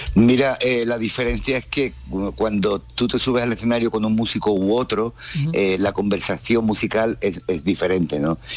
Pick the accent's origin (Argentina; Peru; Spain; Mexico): Spain; Cádiz, Andalusia; also born or lived in United States; now in Barcelona, Spain; soy un músico de Cádiz, nacido en Cádiz, con lo cual me he criado con los ritmos del flamenco